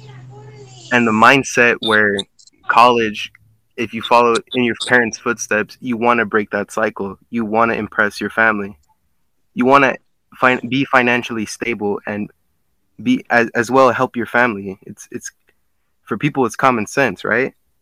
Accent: Los Angeles, California, United States; I'm from South Central

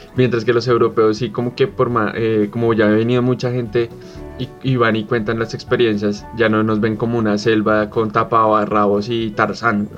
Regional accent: Colombia; Somos tan colombianos

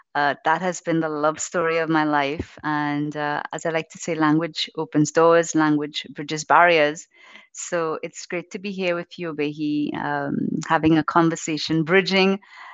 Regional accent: Trinidad & Tobago; also born or lived in Tobago; I am originally from Trinidad, the Republic of Trinidad and Tobago, but I live in the tiny island of Tobago.

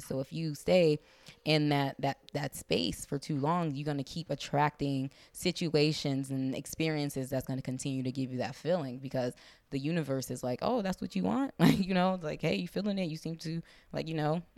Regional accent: Compton, California, United States; accent: African American Vernacular English; first language African American Vernacular English; I'm from the hood, I'm from Compton

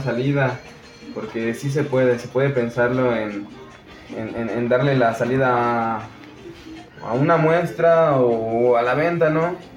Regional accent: Matehuala, San Luis Potosí, Mexico; moved away; de Matehuala, San Luis Potosí. Eh, es la parte norte de San Luis Potosí

